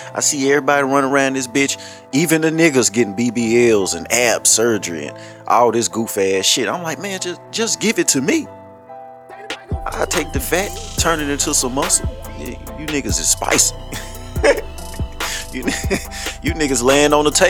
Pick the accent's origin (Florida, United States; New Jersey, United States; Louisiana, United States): Louisiana, United States; I'm from Louisiana